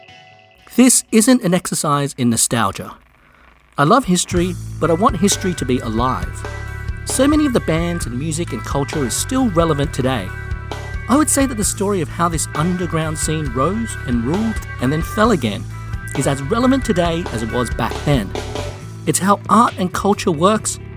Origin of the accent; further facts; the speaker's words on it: Australia; I grew up a music fan in Australia in the 90s.